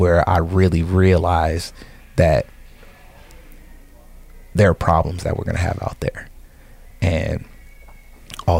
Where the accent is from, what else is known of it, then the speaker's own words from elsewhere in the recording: San Diego, California, United States; also born or lived in Columbus, Ohio; we grew up in San Diego